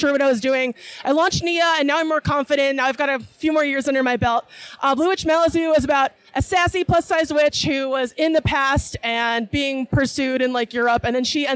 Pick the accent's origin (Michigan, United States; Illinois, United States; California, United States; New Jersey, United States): Illinois, United States; Chicago; moved away as an adult; now in Peoria, United States; I grew up in Chicago, came down here